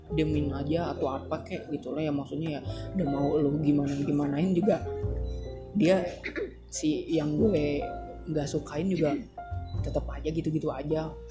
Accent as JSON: {"language": "Indonesian", "town": "Bandung", "region": "West Java", "country": "Indonesia", "said": "gue juga orang Bandung"}